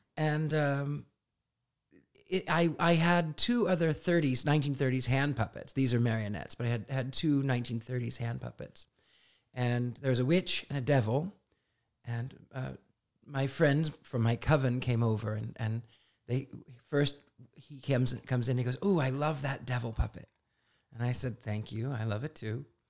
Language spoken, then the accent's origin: English; Midwest, United States; I was an odd, strange, weird, unusual kid growing up in the Midwest